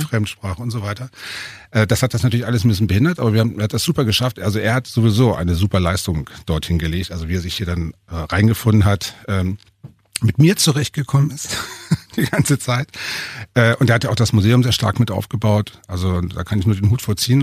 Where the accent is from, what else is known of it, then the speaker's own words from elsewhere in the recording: Hanover, Lower Saxony, Germany; also born or lived in Berlin; now in Altmühltal, Germany; eigentlich bin ich ja Hannoveraner